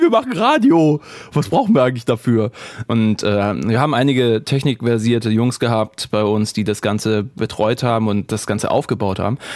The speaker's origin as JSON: {"language": "German", "area": "the South", "region": "Southern Germany", "country": "Germany", "also_born_or_lived": "Rhineland", "moved": "yes", "said": "bei uns im Süden"}